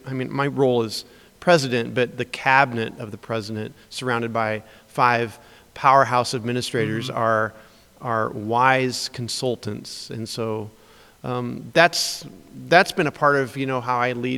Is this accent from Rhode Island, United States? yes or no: no; Springfield, Illinois, United States; I grew up in Springfield, Illinois in a Christian home